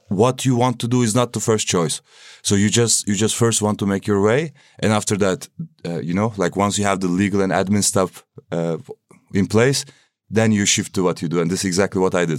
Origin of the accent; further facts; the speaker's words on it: Istanbul, Turkey; moved away as an adult; now in Berlin, Germany; I'm coming from Turkey, Istanbul